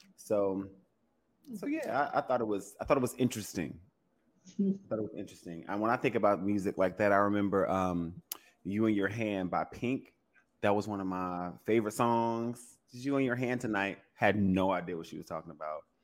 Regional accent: Louisiana, United States; I'm from Louisiana, you know, we're, you know, the birthplace of jazz

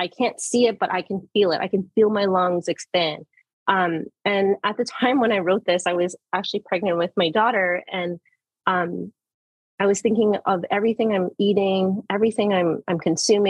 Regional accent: Manitoulin Island, Ontario, Canada; I was born and raised on Manitoulin, my education primarily in Wiki from daycare all the way to high school

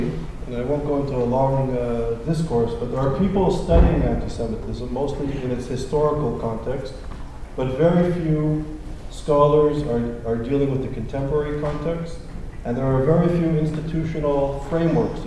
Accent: Montreal, Quebec, Canada; moved away; I'm originally from Montreal, and I went to McGill as an undergraduate student

